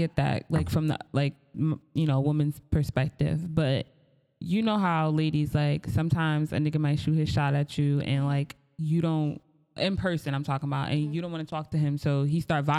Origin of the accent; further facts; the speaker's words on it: New York, United States; we from New York